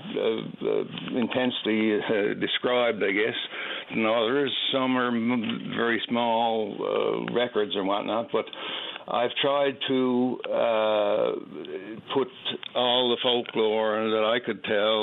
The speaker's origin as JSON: {"language": "English", "town": "Carbonear", "region": "Newfoundland and Labrador", "country": "Canada", "tie": "born or raised there", "also_born_or_lived": "Harbour Grace, Newfoundland", "moved": "yes", "said": "I was born in Harbour Grace, and I grew up, last 10 years before I left Newfoundland, I was in Carbonear"}